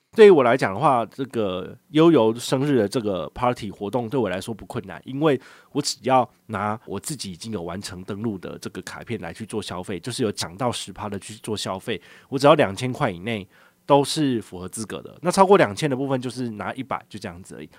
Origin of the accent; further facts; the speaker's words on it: Changhua County, Taiwan; now in Taipei, Taiwan; 我老家在彰化